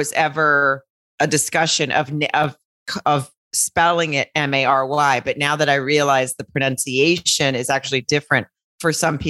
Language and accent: English; Arkansas, United States; I think maybe just because I'm from Arkansas or something, but that's the way I say Mary.